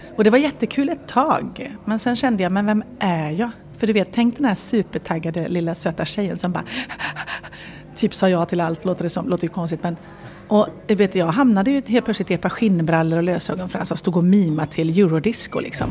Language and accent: Swedish; Viskafors, Västra Götaland, Sweden; also born or lived in Enskede, Stockholm; now in Stockholm, Sweden; jag är sådär bonnatösen från Viskafors